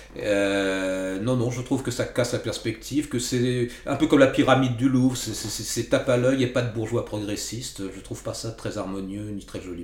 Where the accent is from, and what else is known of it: Val d'Oise, Île-de-France, France; born or raised there; also born or lived in Paris